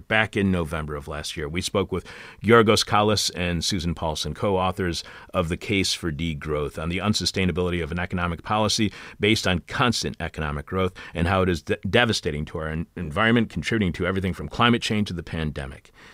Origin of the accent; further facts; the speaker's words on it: Eastpointe, Michigan, United States; my neighborhood in East Detroit